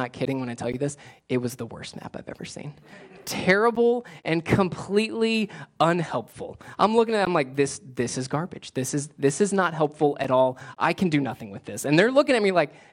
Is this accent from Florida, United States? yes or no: yes; South Florida, United States; moved away; I grew up in South Florida